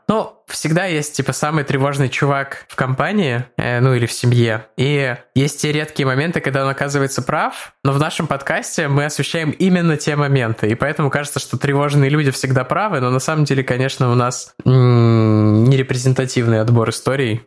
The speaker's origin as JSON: {"language": "Russian", "region": "Saint Petersburg", "country": "Russia", "tie": "born or raised there", "said": "где я вырос, в Озерках"}